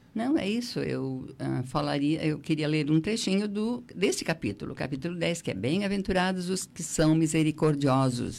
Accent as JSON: {"language": "Portuguese", "town": "Treviso", "region": "Santa Catarina", "country": "Brazil", "tie": "born or raised there", "also_born_or_lived": "Siderópolis", "moved": "yes", "lives_now": "Criciúma, Brazil", "said": "eu sou, na verdade, eu sou de Treviso"}